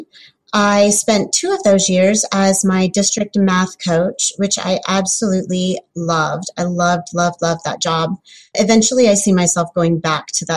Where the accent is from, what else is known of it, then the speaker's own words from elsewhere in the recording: Wilmington, Ohio, United States; I'm from Wilmington, Ohio. It's kind of about halfway between Columbus and Cincinnati